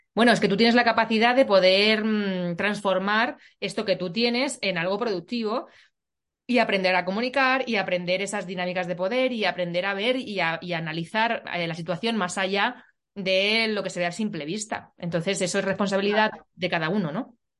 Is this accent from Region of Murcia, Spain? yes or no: no; Puertollano, Castilla-La Mancha, Spain; yo vivo en, bueno, yo soy de, de Portollano